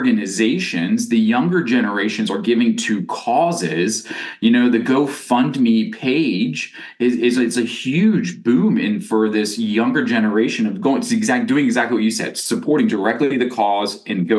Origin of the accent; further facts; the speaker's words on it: Pittsburgh, Pennsylvania, United States; I grew up here in Pittsburgh, Pennsylvania